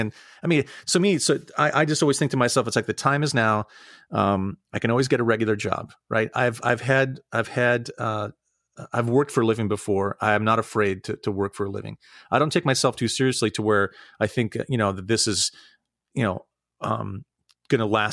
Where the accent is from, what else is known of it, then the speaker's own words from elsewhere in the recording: Santa Rosa, California, United States; moved away as an adult; also born or lived in New York / Ohio; now in Pittsburgh, United States; I grew up in Northern California. I grew up in Santa Rosa in the Wine Valley.